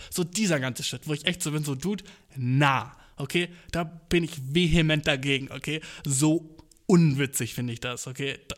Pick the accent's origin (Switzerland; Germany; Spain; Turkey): Turkey; ich kann's ja sagen, Humor, ich bin Türke, so, ja, ja.